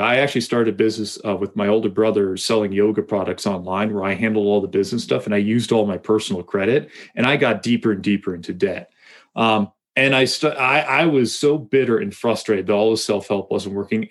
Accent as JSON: {"language": "English", "region": "Massachusetts", "country": "United States", "tie": "born or raised there", "moved": "yes", "lives_now": "Colorado, United States", "said": "I grew up in Massachusetts"}